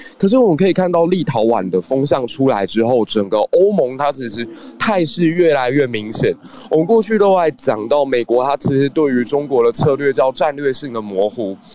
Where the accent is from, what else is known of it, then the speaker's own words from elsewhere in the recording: Taiwan; 我自己是出生在一个九六年台海危机的那样的环境之下